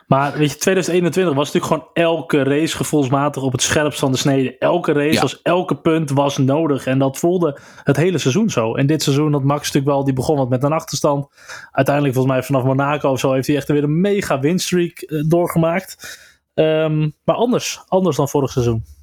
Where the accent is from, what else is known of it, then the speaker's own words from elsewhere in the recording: Netherlands; als Nederlander